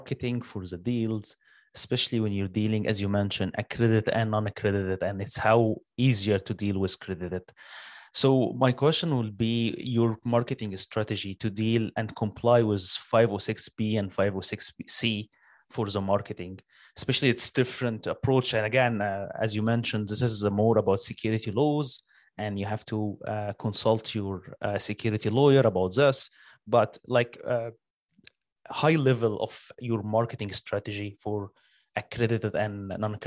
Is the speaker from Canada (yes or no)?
yes; Canada; I'm from Canada